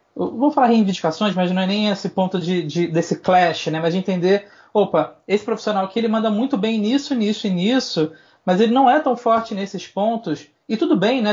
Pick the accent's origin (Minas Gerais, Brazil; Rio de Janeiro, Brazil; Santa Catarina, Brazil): Rio de Janeiro, Brazil; moved away as an adult; now in São Paulo, Brazil; sou carioca